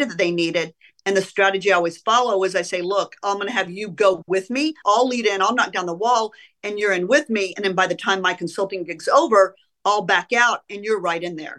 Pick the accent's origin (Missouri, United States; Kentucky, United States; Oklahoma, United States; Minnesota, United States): Oklahoma, United States; Oklahoma City; moved away as an adult; also born or lived in Illinois; I grew up in Oklahoma. I grew up in Oklahoma City, went to high school in Oklahoma City